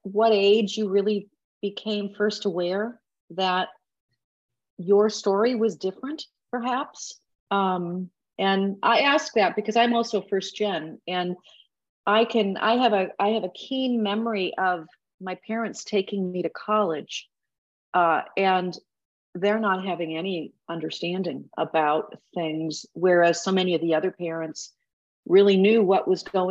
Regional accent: Minnesota, United States; Inverhills Community College in Minnesota, my home state

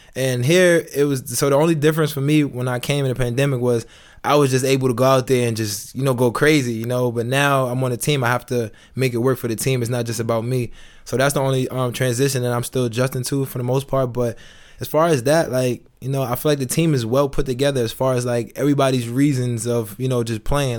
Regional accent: New York City, New York, United States; moved away as an adult; now in Itzehoe, Germany; I'm from New York

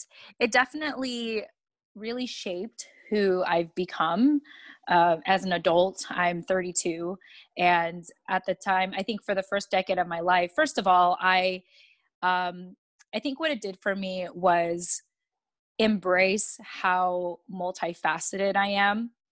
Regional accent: Yokosuka, Kanagawa, Japan; born there; And I was born in Japan in the naval base, Yokosuka Naval Base specifically, and as an American.

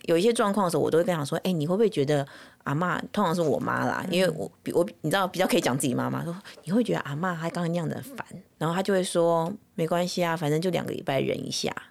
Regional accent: Taipei, Taiwan; now in United States; 我娘家从我小时候嗯。就是我们从美国搬回台湾之后就是住那边

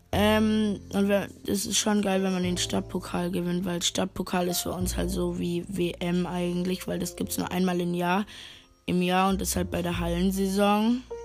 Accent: Germany; ich komme aus Deutschland

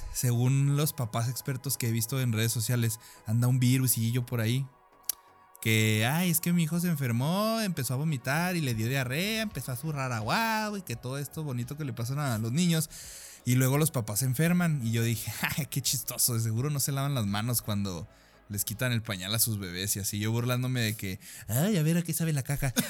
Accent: Sonora, Mexico; also born or lived in Nogales; now in Chihuahua, Mexico; Soy de Sonora

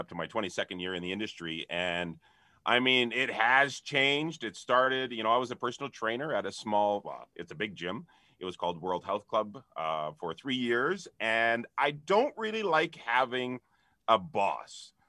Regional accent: Canada; being Canadian

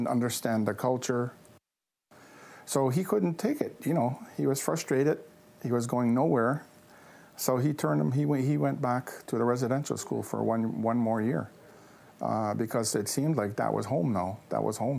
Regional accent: Kahnawake, Quebec, Canada; I'm from Ganawagi

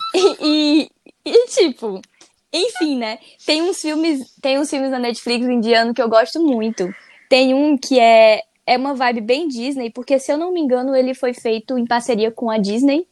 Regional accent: Brazil; a gente é brasileiro

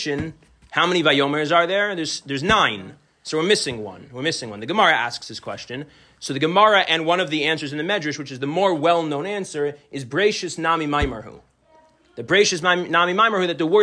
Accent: New Jersey, United States; moved away as an adult; now in Chicago, United States; I'm originally from the New Jersey area, and I have a lot of old close friends from this area, and family and friends, and I moved to Chicago almost 10 years ago

